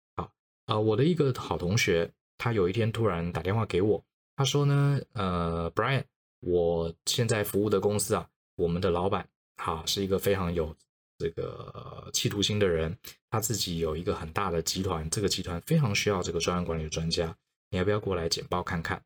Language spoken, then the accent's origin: Chinese; Taiwan; moved away as an adult; also born or lived in United States; 因为毕竟我从小到大都在台湾长大，那我的家人、我的朋友、我的同学其实都在台湾